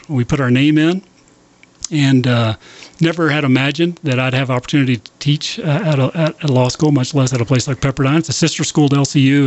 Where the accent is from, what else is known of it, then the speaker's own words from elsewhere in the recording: Lubbock, Texas, United States; my uh, whole growing up in Lubbock, right across the street from the campus